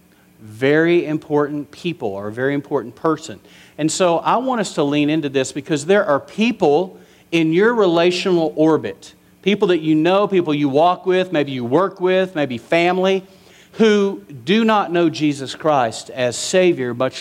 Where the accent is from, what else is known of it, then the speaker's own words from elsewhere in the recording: West Texas, United States; growing up in West Texas.